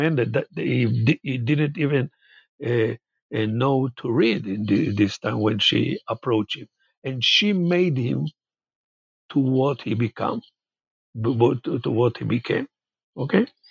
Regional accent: Jerusalem, Jerusalem District, Israel; also born or lived in Haifa; I was born in Haifa and grew up in Jerusalem.

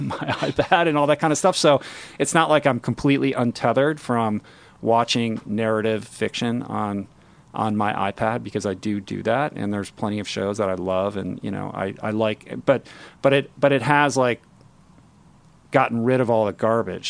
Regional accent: Washington, District of Columbia, United States; moved away; I grew up in Washington, D C, inside the Beltway

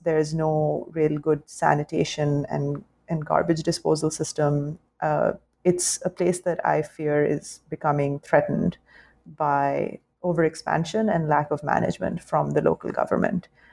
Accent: Lahore, Punjab, Pakistan; now in New York City, United States; it was very much like part of the post colonial British setup that we grew up in as, like, say, upper class, uh, upper middle class, and upper class kids um, in Lahore.

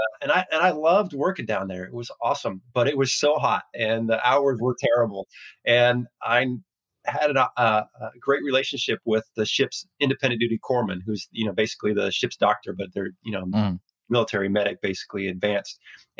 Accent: Oregon, United States; also born or lived in Washington / Arizona / San Diego; I've lived in Washington. I grew up in Oregon. I lived in Washington, lived in Arizona.

